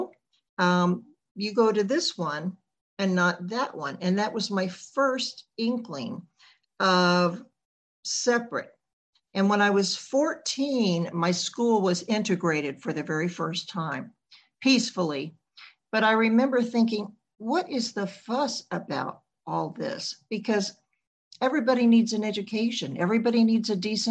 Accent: the Jim Crow South, United States; I grew up in the Jim Crow South back in the 1960s.

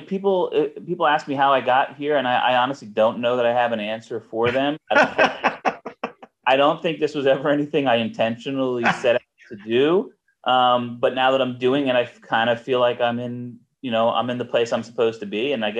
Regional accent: Tobyhanna, Pennsylvania, United States; also born or lived in State College, Pennsylvania; I grew up in the Poconos in Toby Hanna. Lived here for the most part my whole life. I lived in State College when I went to Penn State for 4 years.

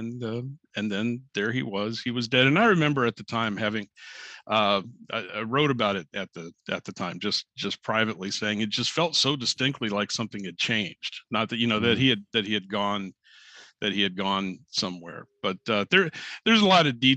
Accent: Troy, Ohio, United States; Troy, Ohio is my hometown

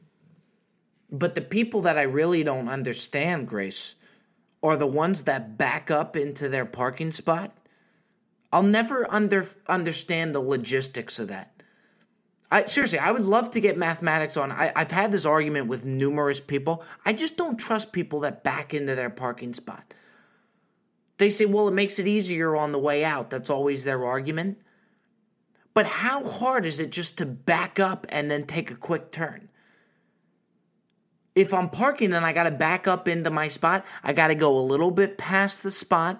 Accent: New Jersey, United States; Me growing up in Jersey, he played for the Nets.

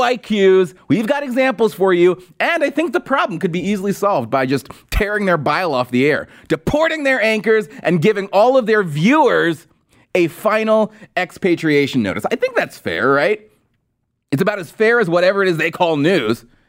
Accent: California, United States; now in Washington, D.C., United States; I'm from California, and I live in D C

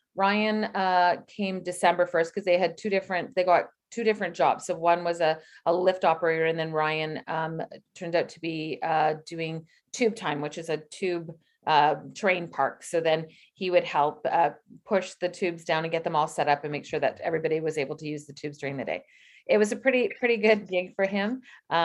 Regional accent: British Columbia, Canada; born there; I was born in British Columbia.

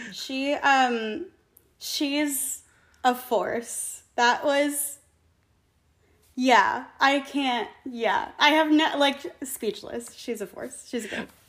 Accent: Concord, New Hampshire, United States; I grew up in New Hampshire. Um, okay. Concord, New Hampshire. I went to Concord High School.

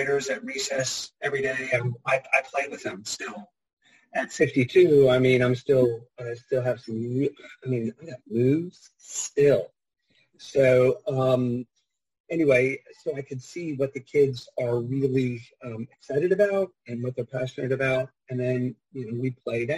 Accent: Fredericksburg, Virginia, United States; moved away as an adult; I grew up in Fredericksburg and went around the whole world and then ended up coming back here when my wife got a job back in this area

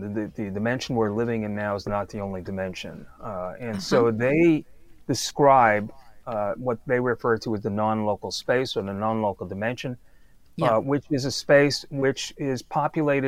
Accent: New York City, New York, United States; moved away as an adult; I grew up in Brooklyn

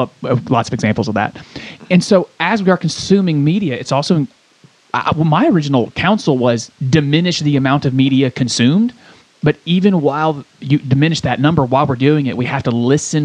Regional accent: Côte d’Ivoire; born there; I was born in Ivory Coast, West

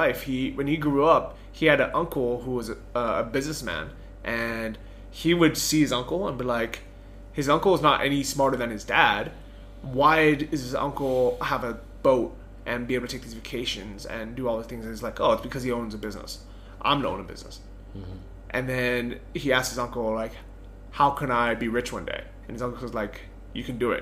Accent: San Francisco, California, United States; moved away; growing up in San Francisco

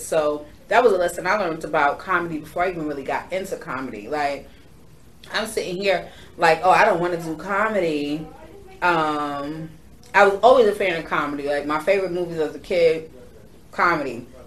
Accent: New York, United States; I am from New York

